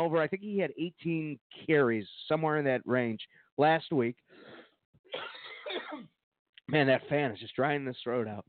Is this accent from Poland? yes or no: no; Mexico; Well, we come from Mexico, Clark.